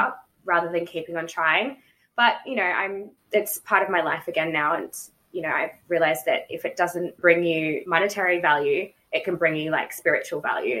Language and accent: English; Melbourne, Victoria, Australia; also born or lived in Canberra; I moved to Melbourne when I was about seven.